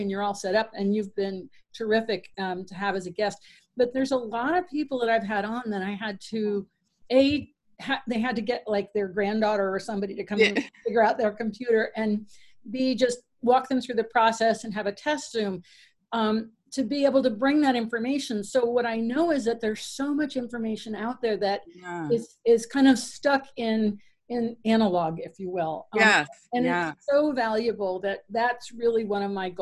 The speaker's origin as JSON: {"language": "English", "town": "Stamford", "region": "Connecticut", "country": "United States", "said": "I'm from Stamford, Connecticut, right? Just across the Sound"}